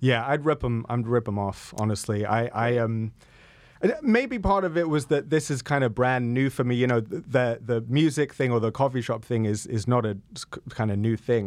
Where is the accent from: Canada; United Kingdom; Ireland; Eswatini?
United Kingdom; I am British